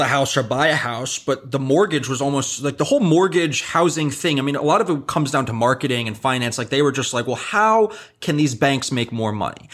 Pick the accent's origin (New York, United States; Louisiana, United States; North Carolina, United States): New York, United States; I'm born and raised here